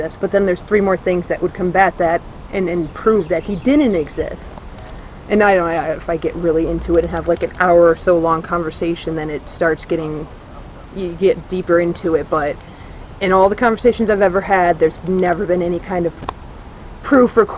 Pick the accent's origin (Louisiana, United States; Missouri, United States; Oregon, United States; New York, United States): New York, United States; I'm from New York